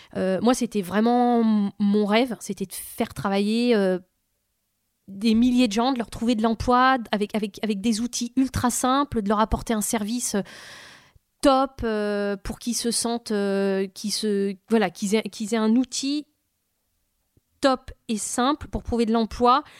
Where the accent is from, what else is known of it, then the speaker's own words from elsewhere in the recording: Vitry-sur-Seine, Île-de-France, France; elle me vient de là d'où je viens. Voilà. Quand on, quand on est dans une cité, euh, quoi, quand on vit dans une cité H L M à Vitry-sur-Seine